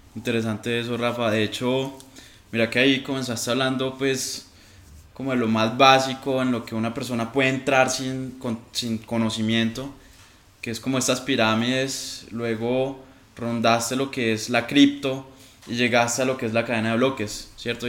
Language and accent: Spanish; Colombia; como colombianos